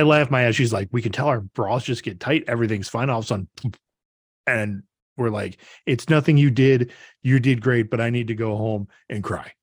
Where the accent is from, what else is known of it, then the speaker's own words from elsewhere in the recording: Brodhead, Wisconsin, United States; growing up, um, in, right next to my hometown of Broadhead, there's a town called Orfordville